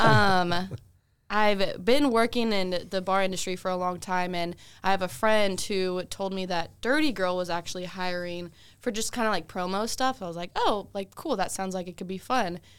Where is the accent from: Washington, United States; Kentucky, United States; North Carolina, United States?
Washington, United States; moved away as an adult; also born or lived in Brunswick, Georgia; now in Augusta, United States; I'm actually from Washington State originally